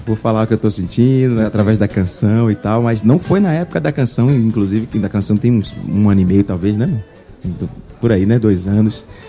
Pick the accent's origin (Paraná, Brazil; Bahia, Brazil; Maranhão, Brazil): Bahia, Brazil; nós somos baianos, nós sabemos onde o calo aperta e eu tenho muito orgulho de ter nascido na Bahia, de ser nordestino